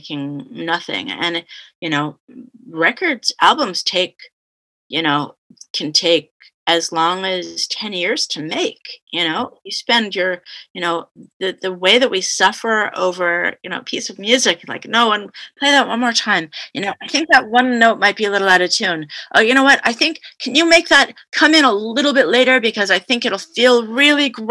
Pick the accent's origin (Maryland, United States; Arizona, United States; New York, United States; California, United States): California, United States; also born or lived in Canada; But I've mainly grew up in California